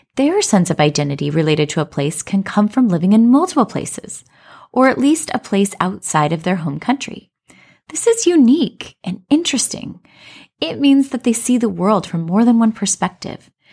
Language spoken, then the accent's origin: English; Colorado, United States; moved away as an adult; now in China; I grew up in Colorado, but we currently live in China